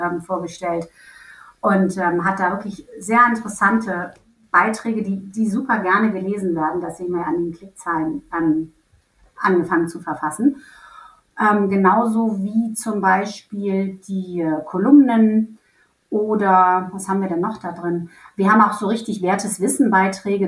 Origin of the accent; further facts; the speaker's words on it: Hamburg, Germany; now in Berlin, Germany; ich komme ja ursprünglich aus Hamburg